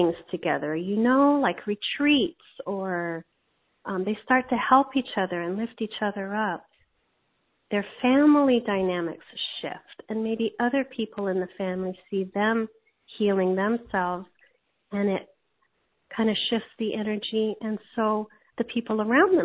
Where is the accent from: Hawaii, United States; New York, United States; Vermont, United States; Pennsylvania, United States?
Hawaii, United States; I grew up in Hawaii